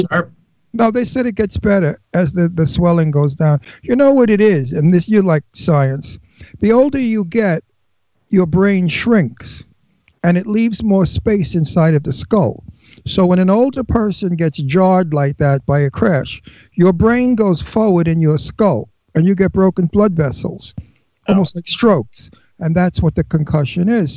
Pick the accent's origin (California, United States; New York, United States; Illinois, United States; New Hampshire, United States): New York, United States; New York City; accent: Brooklyn; I was born in Brooklyn. I lived in Brooklyn as a kid.